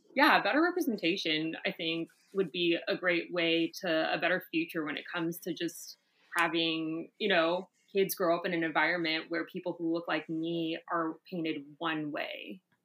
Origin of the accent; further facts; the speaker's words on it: Orlando, Florida, United States; moved away as an adult; also born or lived in Brooklyn / Atlanta; I'm originally from Orlando, Florida